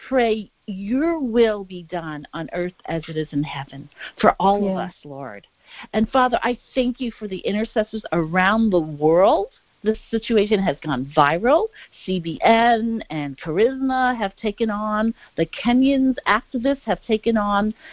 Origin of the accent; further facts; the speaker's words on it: New York City, New York, United States; I grew up in Brooklyn, New York